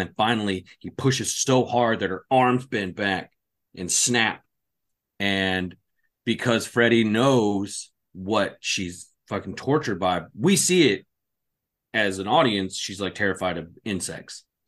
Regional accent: California, United States; where I was growing up in California in the apartment complex

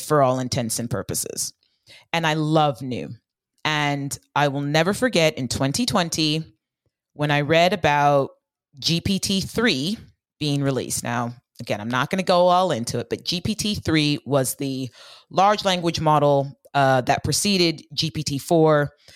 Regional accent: Bay Area, California, United States; I grew up in the Bay Area in the nineties, and my mom worked in Silicon Valley

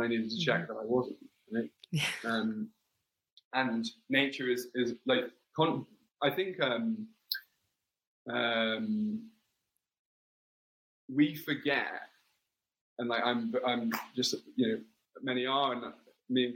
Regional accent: London, United Kingdom; accent: English; I grew up in London and Wimbledon

